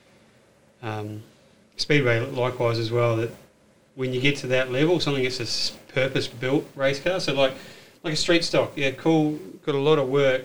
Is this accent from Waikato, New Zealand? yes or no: yes; Hamilton, Waikato, New Zealand; moved away as an adult; now in Australia; I watched a little bit of it growing up in New Zealand. It's sort of starting to come to a thing when I was sort of out of school, but grew up in Hamilton